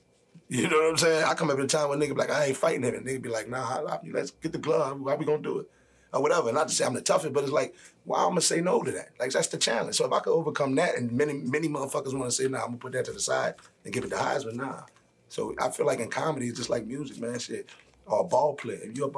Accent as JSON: {"language": "English", "town": "New Orleans", "region": "Louisiana", "country": "United States", "moved": "yes", "lives_now": "Atlanta, United States", "said": "I'm from New Orleans."}